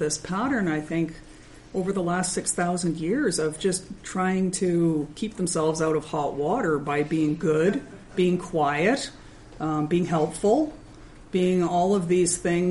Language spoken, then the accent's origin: English; Minnesota, United States; I'm from Minnesota